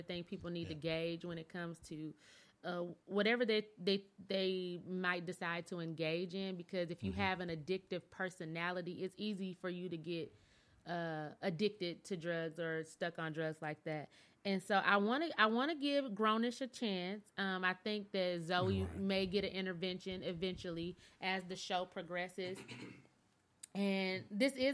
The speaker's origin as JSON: {"language": "English", "town": "Flint", "region": "Michigan", "country": "United States", "moved": "yes", "lives_now": "Dallas, United States", "said": "So I'm from Michigan. I'm from a General Motors state"}